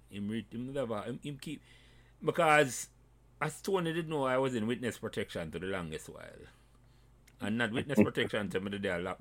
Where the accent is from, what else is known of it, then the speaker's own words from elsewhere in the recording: Portmore, Saint Catherine, Jamaica; When I no. walk, I am from Portmore and I say, but yeah, I forgot go to school.